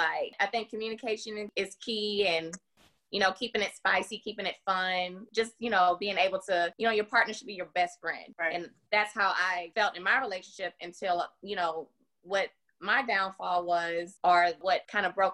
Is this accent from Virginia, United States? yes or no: yes; Virginia, United States; now in Nashville, United States; I have been in Nashville, Tennessee for the last 20-something years, originally from Virginia